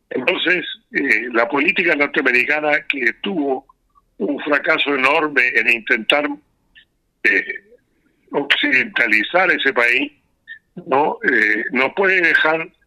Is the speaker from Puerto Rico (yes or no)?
no; Chile; tengo que decir que yo soy chileno, eh, nacido en familia musulmana, y la comunidad musulmana en Chile ya tiene acá más de 120 años